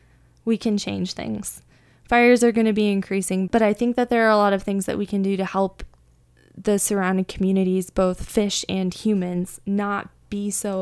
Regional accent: near the Sacramento River, Northern California, United States; moved away; I'm actually from Northern California, where we have a ton of fires every year. And I grew up near the Sacramento River

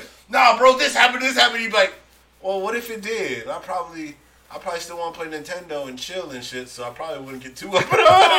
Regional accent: San Francisco, California, United States; I'm from San Francisco, born and raised.

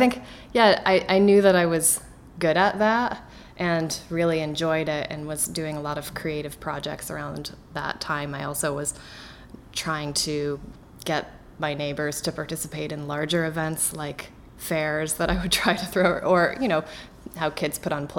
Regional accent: Somersville, Connecticut, United States; There it's mostly tobacco farming and some corn. Not like it is in the Midwest here, but that town was what I knew when I was growing up

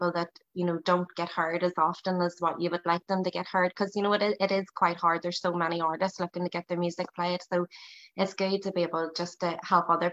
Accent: Northern Ireland, United Kingdom; accent: Northern; my accent's quite broad

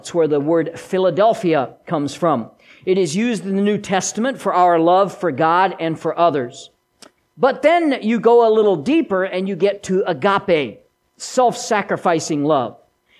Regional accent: Switzerland; accent: Swiss German; first language Swiss German; English is a second language; I was bilingual, kind of. I've lost much of my mother tongue. English is my second language, and I've lost most of the first. I can still, ich kann noch ein bisschen Schweizer wie soll, ich kann es mehr verstehen, aber ich kann nicht so viel Schweizer

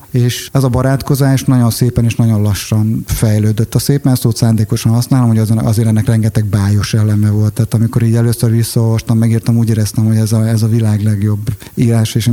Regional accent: Tetétlen, Hajdú-Bihar, Hungary; azt gondoltam, hogy nekem kis apró tetétleni magyarként ez sikerülni fog.

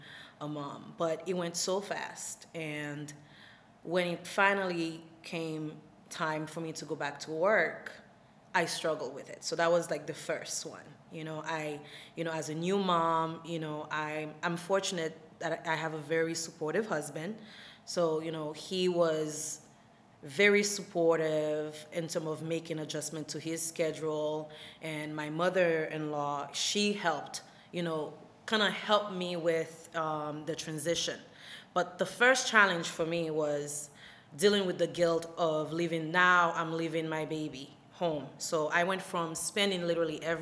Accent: Haiti; also born or lived in Florida; now in New York, United States; I'm originally from Haiti and I relocated to Florida, where I went to Barry University

